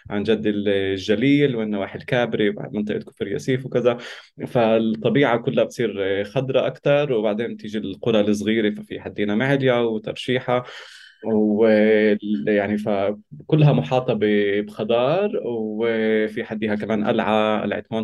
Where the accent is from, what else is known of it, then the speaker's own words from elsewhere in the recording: Tarshiha, Northern District, Israel; now in Haifa, Israel; انا شاب فلسطيني من آه، ترشيحه آه، ساكن في حيفا